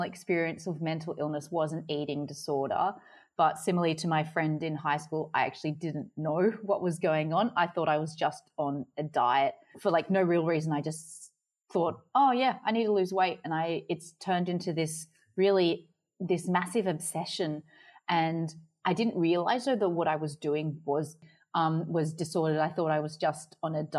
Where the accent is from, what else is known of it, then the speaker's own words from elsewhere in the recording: Sydney, New South Wales, Australia; moved away as an adult; now in Adelaide, Australia; I'm from Sydney, but I'm currently living in Adelaide